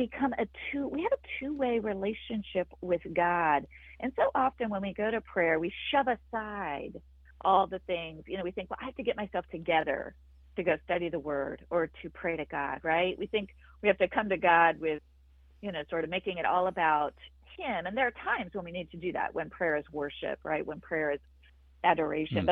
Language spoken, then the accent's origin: English; Wyoming, United States; I grew up in Wyoming